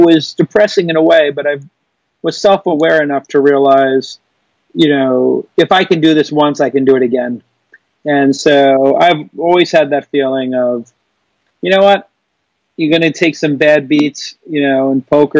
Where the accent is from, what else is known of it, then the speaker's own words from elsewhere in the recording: New York City, New York, United States; moved away; I grew up in Brooklyn when it was dangerous and authentic and blue collar, not hipster